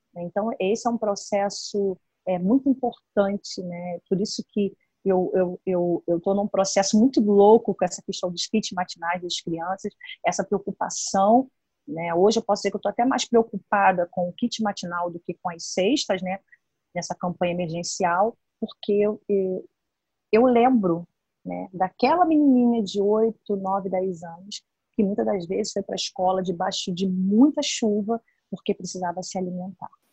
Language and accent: Portuguese; Brazil; na Boiticongonha, né, que é a favela onde eu fui criada